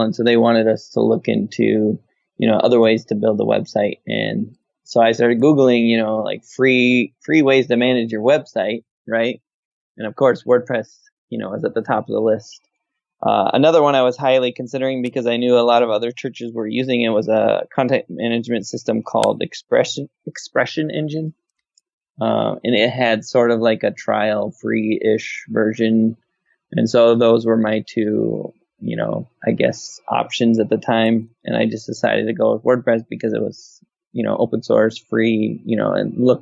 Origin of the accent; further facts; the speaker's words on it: Minnesota, United States; moved away as an adult; now in North Carolina, United States; I grew up in Minnesota